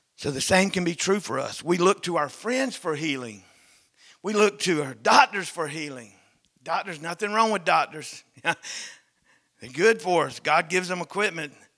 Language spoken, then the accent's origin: English; the South, United States; Growing up in North America, growing up in the South